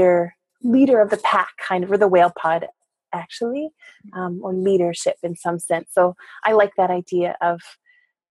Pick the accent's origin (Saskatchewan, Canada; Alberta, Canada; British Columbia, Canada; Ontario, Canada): British Columbia, Canada; Port Hardy; now in Nanaimo, Canada; in the Gwasan Nakwitow community in Port Hardy, which is where I grew up on the north end of Vancouver Island, British Columbia.